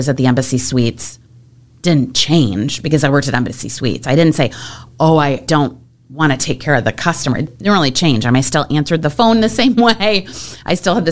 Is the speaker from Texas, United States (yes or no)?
no; Michigan, United States; moved away as an adult; also born or lived in Atlanta; I grew up in Michigan